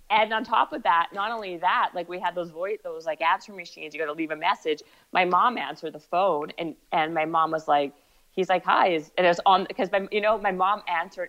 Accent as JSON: {"language": "English", "country": "Canada", "tie": "born or raised there", "also_born_or_lived": "Ottawa, Canada / Winnipeg, Canada / Toronto, Canada", "said": "I was born in Ottawa and then I moved to Winnipeg and then Toronto"}